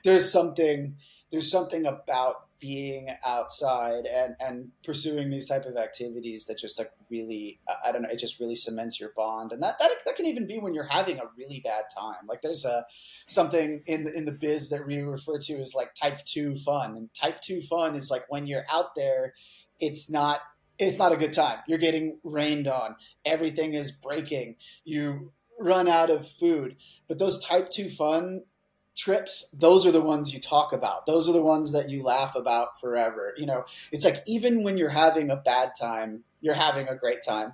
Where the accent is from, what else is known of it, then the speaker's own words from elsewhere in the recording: Houston, Texas, United States; also born or lived in Colorado; now in Seattle, United States; I grew up mostly in Texas, in Houston, Texas